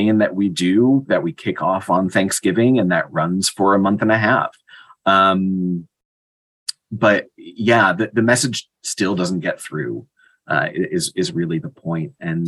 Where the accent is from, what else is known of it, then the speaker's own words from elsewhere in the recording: United States; as American